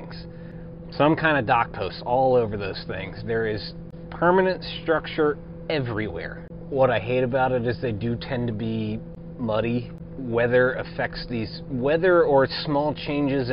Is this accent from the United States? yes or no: yes; Indian Lake, Ohio, United States; I grew up on Indian Lake